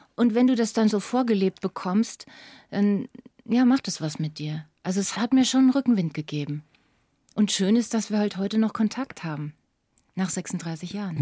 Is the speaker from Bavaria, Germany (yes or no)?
yes; Lower Franconia, Bavaria, Germany; ich komme aus Unterfranken, aus einem kleinen, beschaulichen, schönen Dorf